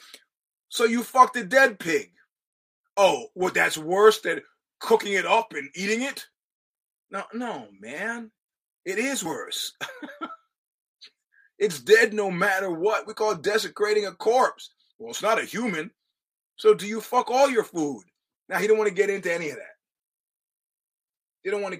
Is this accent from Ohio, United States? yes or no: no; New York, United States; I'm a New Yorker